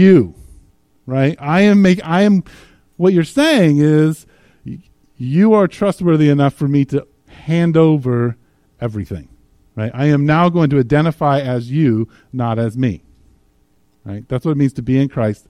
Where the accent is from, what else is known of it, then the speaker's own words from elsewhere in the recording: United States; as Americans